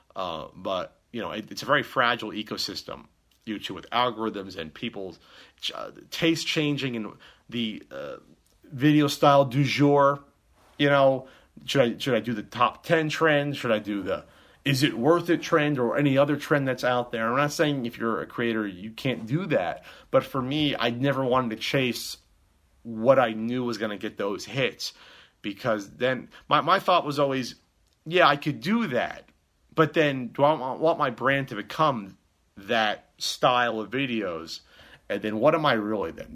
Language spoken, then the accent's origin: English; New Jersey, United States; we're both from Jersey